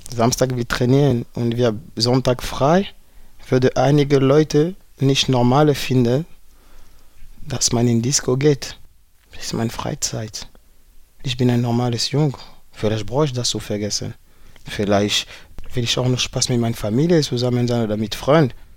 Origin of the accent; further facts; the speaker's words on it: Paris, Île-de-France, France; German is a second language; moved away; also born or lived in Berlin; Ich komme aus Paris